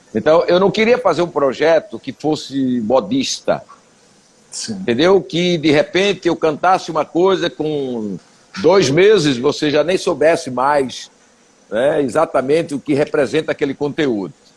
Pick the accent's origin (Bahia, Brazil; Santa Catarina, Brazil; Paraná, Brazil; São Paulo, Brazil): Bahia, Brazil; also born or lived in Itacimirim, Camaçari; eu sou baiano